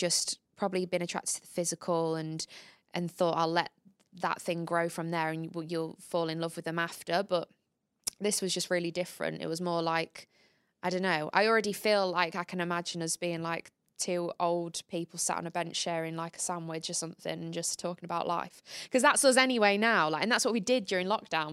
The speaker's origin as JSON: {"language": "English", "town": "Grimsby", "region": "Yorkshire and the Humber", "country": "United Kingdom", "tie": "born or raised there", "moved": "yes", "said": "we come from the same hometown"}